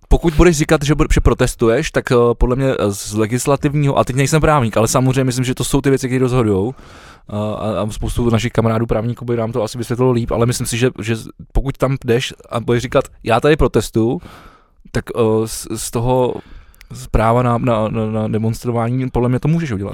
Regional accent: Czechia; jsme my jako Češi

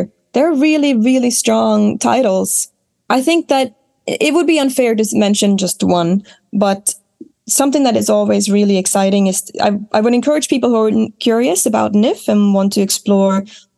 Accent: Smygehuk, Skåne, Sweden; I grew up in Smygehuk in Sweden, which is the most southern point of the entire country.

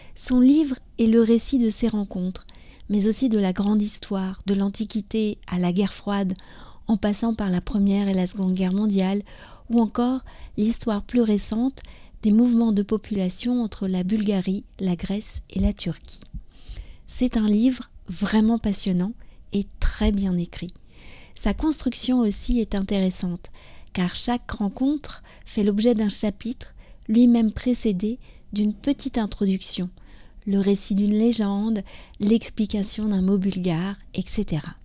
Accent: France; je suis française, j'habite près de Paris

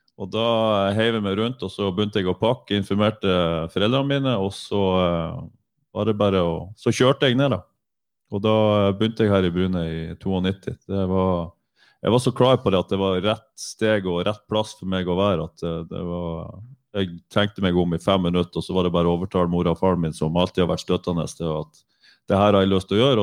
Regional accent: Northern Norway, Norway; moved away; also born or lived in Bryne; Jeg er nordlending

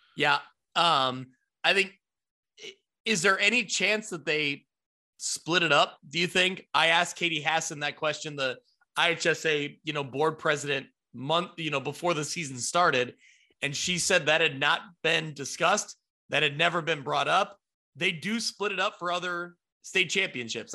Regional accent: Ottawa, Illinois, United States; Ottawa, Illinois, my hometown that I grew up

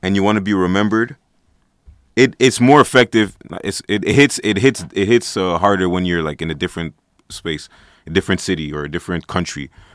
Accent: Montreal, Quebec, Canada; I'm an artist. I'm from Montreal, Canada.

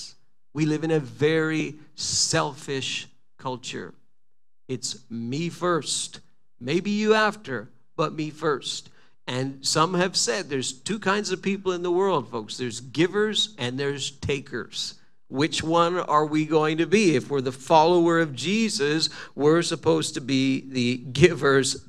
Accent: Quebec, Canada; I'm from Quebec

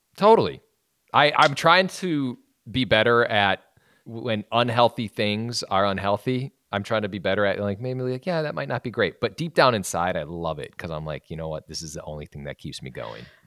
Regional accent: Wisconsin, United States; now in Los Angeles, United States; I'm from Wisconsin. I came out here

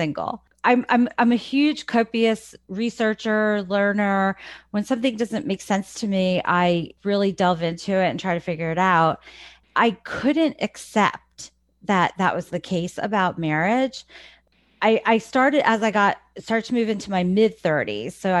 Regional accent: New Jersey, United States; moved away as an adult; now in Lancaster County, Pennsylvania, United States; I was born in New Jersey. I spent most of my life in New Jersey

